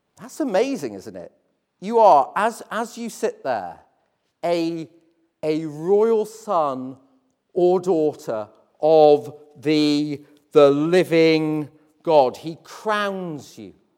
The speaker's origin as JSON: {"language": "English", "town": "Hull", "region": "Yorkshire and the Humber", "country": "United Kingdom", "tie": "born or raised there", "said": "I grew up in Hull"}